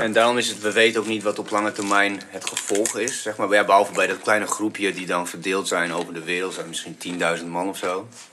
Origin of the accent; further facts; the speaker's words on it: Bulgaria; now in Netherlands; ik kom uit Bulgarije